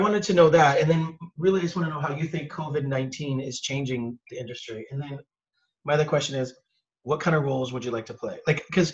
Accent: Orange County, California, United States; When I was a kid growing up, I grew up in Orange County

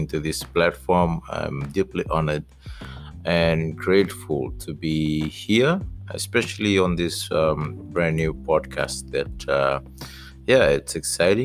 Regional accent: Suva, Central Division, Fiji; also born or lived in Sawaieke, Gau, Lomaiviti, Fiji; I was born in Suba, raised in the village for about seven years, and then moved to Suba for the rest of my life

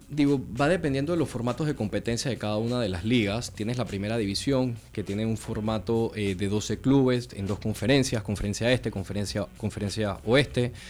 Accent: Panama; soy de aquí de Panamá, nací de Panamá. Tengo de parte de papá, abuelos italianos, pero 100% panameño

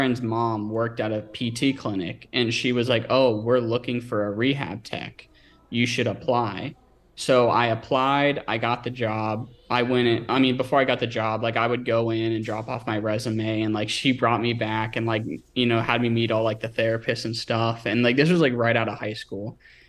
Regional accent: Northern Virginia, United States; so I'm from Northern Virginia and there's a lot of money and opportunity there

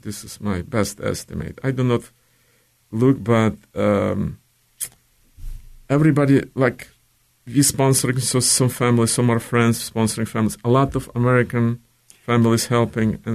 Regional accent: Ukraine; English is a second language; moved away as an adult; also born or lived in Russia; now in St. Louis, United States; I'm from Ukraine.

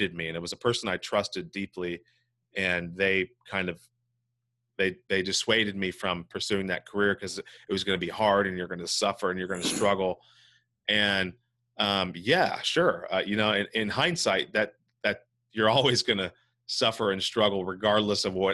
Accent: Santa Cruz, California, United States; also born or lived in Hinesville, Georgia / Monterey, California; I've lived basically in the Monterey Bay area for my whole life, specifically Santa Cruz, California

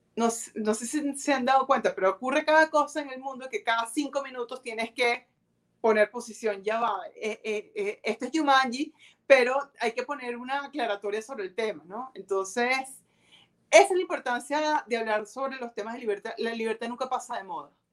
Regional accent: Venezuela; yo vivo en Venezuela, no pretendo todavía migrar

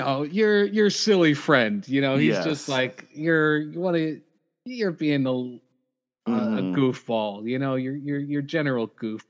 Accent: United States; because we're American

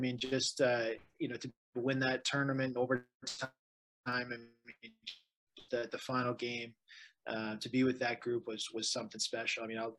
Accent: Detroit, Michigan, United States; growing up in Detroit, just being a Red Wings fan, you know, growing up like through the mid 90s

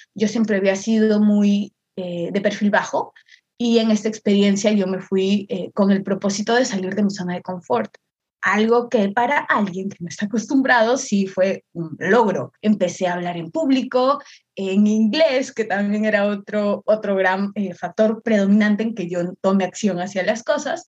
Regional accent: Chiclayo, Lambayeque, Peru; yo soy de Perú, de Perú específicamente de una ciudad al norte, yo soy de Chiclayo

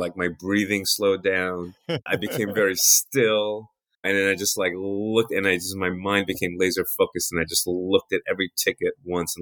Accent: New York City, New York, United States; I grew up in New York City

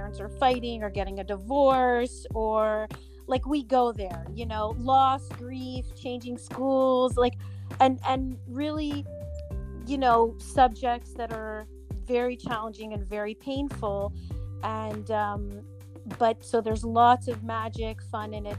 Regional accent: New York City, New York, United States; also born or lived in Montreal, Quebec, Canada; So, I am born in Montreal, Canada, Montreal, Quebec, which is in Canada, but I was raised in New York City

